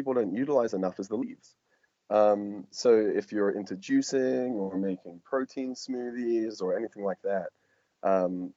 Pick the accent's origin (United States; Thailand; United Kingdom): United Kingdom; England; moved away; I'm hangover from being English or raised there